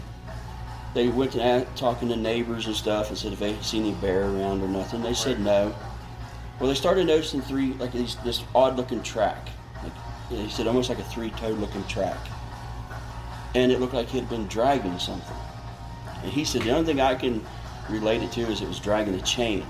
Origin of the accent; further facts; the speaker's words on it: West Virginia, United States; also born or lived in Marion County, West Virginia / Ohio; I'm born and raised in West Virginia, but I actually live in Marion County.